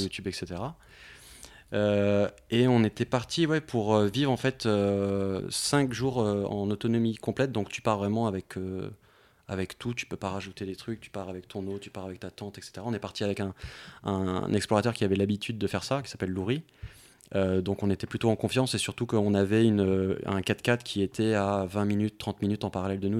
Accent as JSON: {"language": "French", "town": "Paris", "region": "Île-de-France", "country": "France", "said": "en tant que Parisien à Paris"}